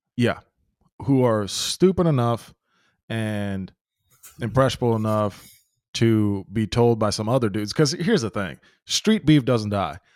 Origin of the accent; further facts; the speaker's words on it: Memphis, Tennessee, United States; I grew up in Memphis